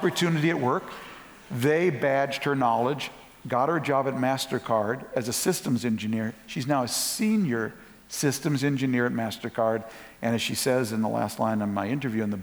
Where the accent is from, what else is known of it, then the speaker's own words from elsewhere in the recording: Minneapolis, Minnesota, United States; also born or lived in St. Louis Park, Minnesota; I'm from Minnesota. I was actually born in North Minneapolis